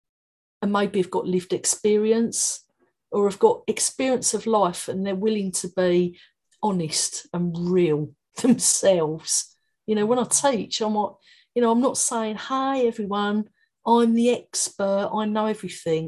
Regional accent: London, United Kingdom; accent: Cockney; moved away as an adult; now in Brighton, United Kingdom; My Cockney accent

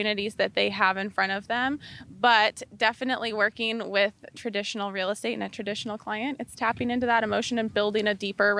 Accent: Albany, Oregon, United States; now in Arizona, United States; I grew up in Albany, Oregon, on a little farm in Albany.

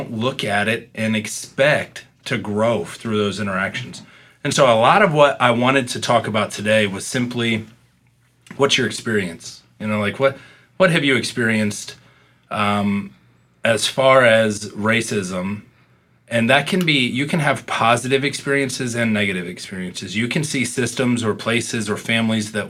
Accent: Midwest, United States; I'm from the Midwest

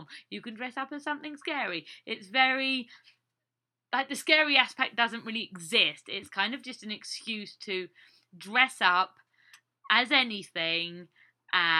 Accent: England, United Kingdom; now in United States; growing up in England

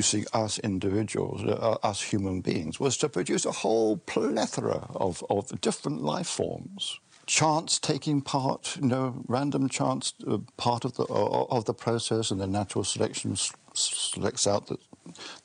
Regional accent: England, United Kingdom; being an Englishman

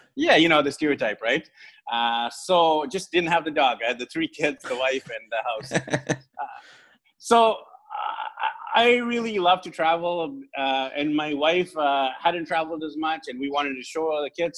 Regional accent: Vancouver, British Columbia, Canada; moved away as an adult; now in Philippines; from zero when I was born to early 20s, I hadn't traveled much. Uh, because I'm in Vancouver, I'm from Vancouver, which is near the U.S. border.

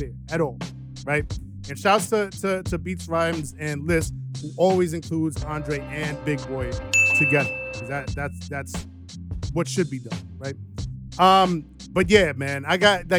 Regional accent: New York, United States; I'm from New York.

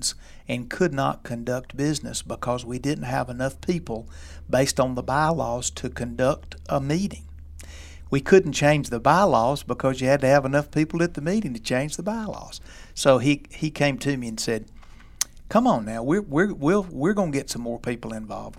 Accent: Walker County, Alabama, United States; moved away as an adult; also born or lived in Mississippi / Birmingham, Alabama; I grew up on the Gardner's Gin Road, and we both graduated from Credova High School

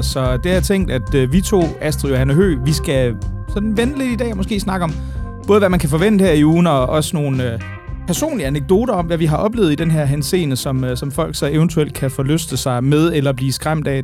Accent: Aarhus, Central Denmark Region, Denmark; now in Amager, Denmark; jeg er jo oprindeligt aarhusianer

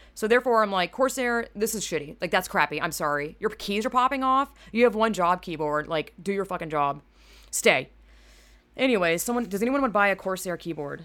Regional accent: Georgia, United States; I am from Georgia, which is very southern

